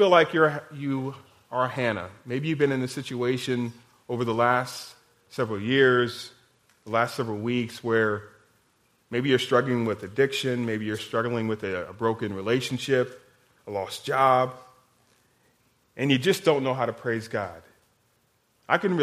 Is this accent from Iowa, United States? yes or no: yes; Iowa, United States; now in Kansas, United States; I'm from Iowa.